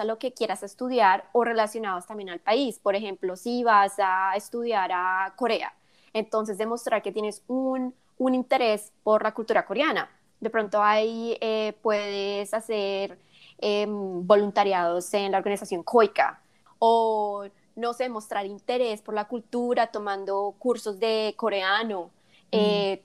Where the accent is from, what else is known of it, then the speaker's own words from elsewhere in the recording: Colombia; also born or lived in South Korea; now in United States; mis, experiencias como colombiana viviendo en Estados Unidos